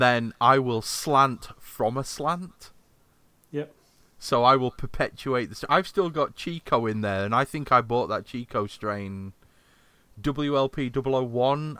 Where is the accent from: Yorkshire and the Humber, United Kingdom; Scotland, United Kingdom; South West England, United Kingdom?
Yorkshire and the Humber, United Kingdom; I'm from Yorkshire